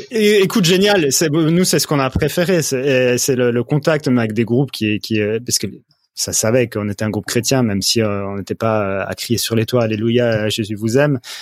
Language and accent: French; France; on est français